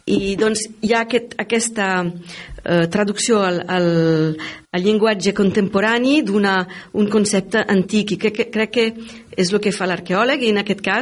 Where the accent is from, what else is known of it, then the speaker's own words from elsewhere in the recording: France; Catalan is a second language; also born or lived in Milan, Italy; now in Tarragona, Spain; a Milà. Eh, he crescut una part de la meva vida allà. Eh, he viscut a França, eh, una gran part, soc francesa, però...